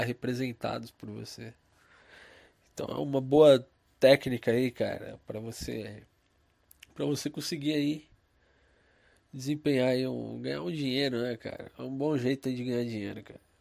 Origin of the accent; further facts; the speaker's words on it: São Paulo, Brazil; Eu sou de São Paulo